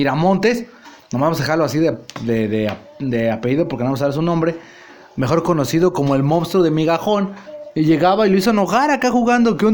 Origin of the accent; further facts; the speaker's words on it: Mexico; pero pues también admitamos los mexicanos cuando vamos a otro país también somos un desmadre